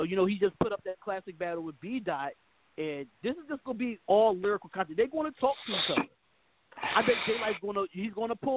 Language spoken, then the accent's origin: English; Philadelphia, Pennsylvania, United States; I'm from Philly. I live in Philly